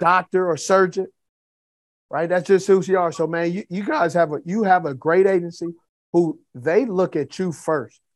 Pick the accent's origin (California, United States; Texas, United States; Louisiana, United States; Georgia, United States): California, United States; Los Angeles; I grew up in Los Angeles